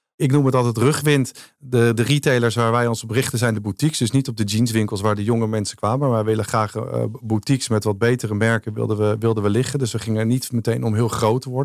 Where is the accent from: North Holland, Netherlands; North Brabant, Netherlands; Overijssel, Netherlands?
North Holland, Netherlands; Als Noord-Hollander